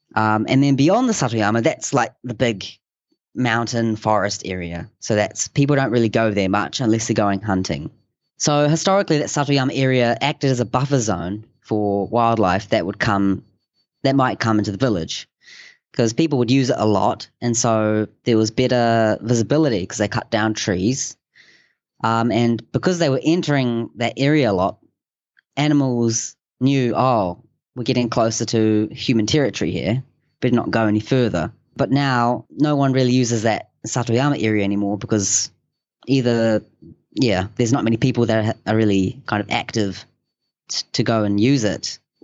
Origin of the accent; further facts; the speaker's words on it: Hokianga, Northland, New Zealand; moved away as an adult; now in Akita, Japan; I'm from a little place called Hokianga in New Zealand